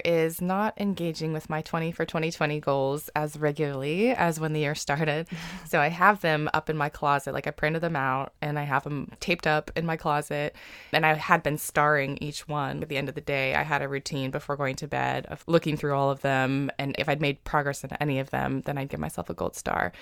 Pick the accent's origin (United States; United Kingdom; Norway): United States; California; moved away as an adult; now in Mississippi, United States; I grew up in California and had never pictured myself living in Mississippi, but I met a guy from Mississippi and now I live here and I'm settled here